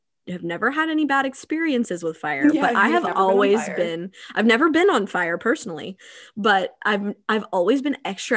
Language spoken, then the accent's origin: English; the South, United States; we're from the South where we don't have those